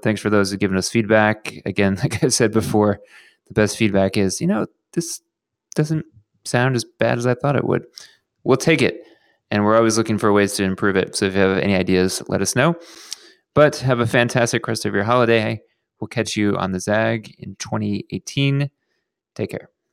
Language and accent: English; Houston, Texas, United States; now in Los Angeles, United States; my hometown of Houston, Texas